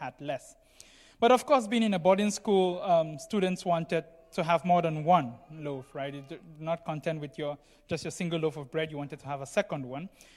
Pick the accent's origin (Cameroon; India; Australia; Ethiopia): Cameroon; moved away; I come from Cameroon, as most of you know, and I went through a boarding school there for several years